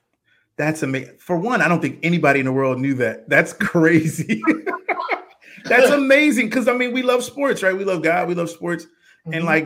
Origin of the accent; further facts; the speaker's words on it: East Coast, United States; I'm from the East Coast